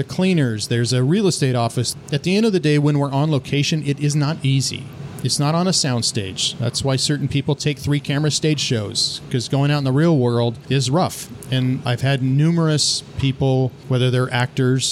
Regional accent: Santa Clarita, California, United States; also born or lived in San Bernardino, California; I was born in San Bernardino, which is quite east of here, a couple hours east of here. And then my parents just kind of migrated northwest a little bit into Santa Clarita back in the early 70s. And so that's where my base youth was

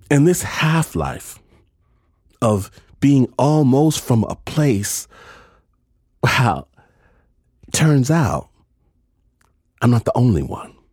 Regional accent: Detroit, Michigan, United States; moved away; I was born in Detroit Sinai Hospital. My family, cousins, uncles, aunties are all from Detroit. Grew up drinking Vernors, going to Boblo Island

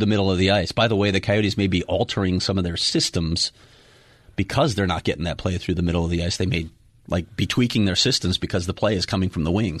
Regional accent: Chicago, Illinois, United States; moved away; I'm from Chicago

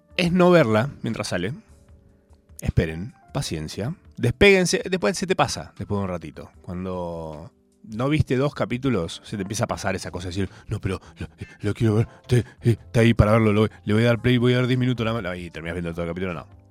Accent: Argentina; Soy un argentino más

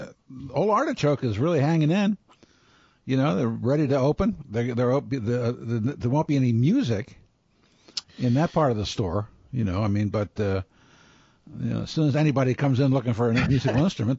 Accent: Baltimore, Maryland, United States; I'm from Baltimore and I'm Italian

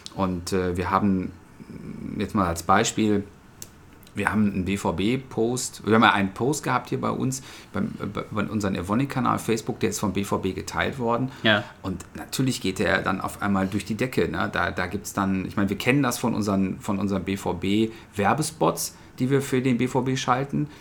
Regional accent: Essen, North Rhine-Westphalia, Germany; ich bin äh, gebürtiger Essener

